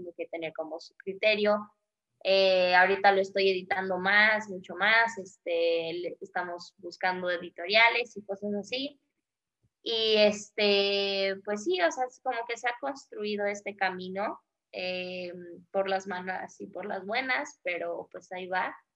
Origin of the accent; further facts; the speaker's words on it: Mexico; nosotros como mexicanos